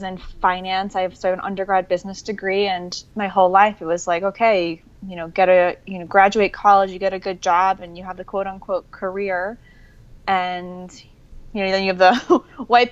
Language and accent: English; New Jersey, United States; moved away as an adult; also born or lived in New York City, United States; now in Costa Rica; I'm from the East Coast. I was born and raised outside New York City, New Jersey.